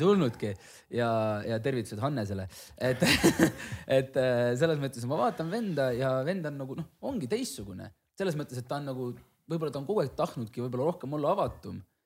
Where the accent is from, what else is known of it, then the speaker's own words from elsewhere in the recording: Hiiumaa, Hiiu County, Estonia; ma ise olen Hiiumaalt